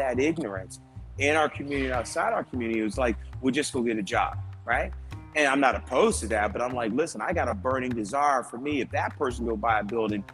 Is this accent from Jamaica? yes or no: yes; Jamaica; now in United States; I was born in Jamaica.